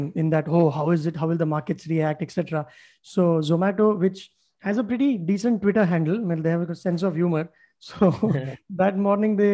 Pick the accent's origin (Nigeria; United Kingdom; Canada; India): India; I'm just counting as an Indian